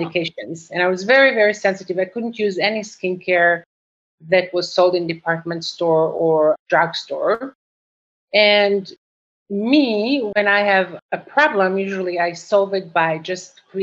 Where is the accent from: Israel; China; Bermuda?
Israel; moved away as an adult; now in United States; I grew up, I was born in Israel.